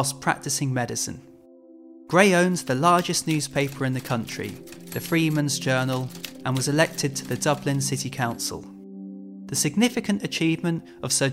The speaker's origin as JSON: {"language": "English", "town": "Birmingham", "region": "West Midlands", "country": "United Kingdom", "tie": "born or raised there", "said": "I grew up in Birmingham, which is chock-a-block full of canals."}